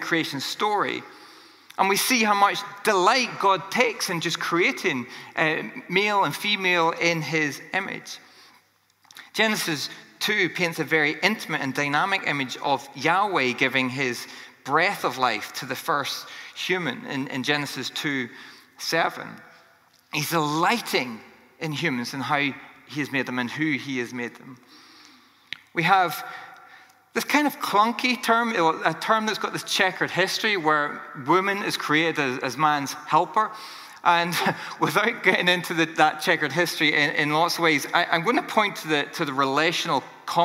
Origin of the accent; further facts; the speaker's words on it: Northern Ireland, United Kingdom; I grew up in Northern Ireland